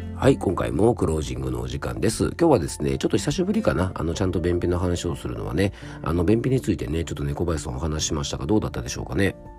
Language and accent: Japanese; Fuefuki, Yamanashi, Japan; 僕の地元のあの山梨県の笛吹市のね伊沢町